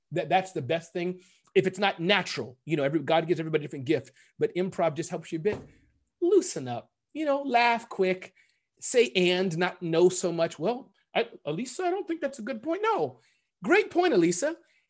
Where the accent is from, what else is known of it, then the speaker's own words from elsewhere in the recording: United Kingdom; It's just, I'm British. I'm just like this.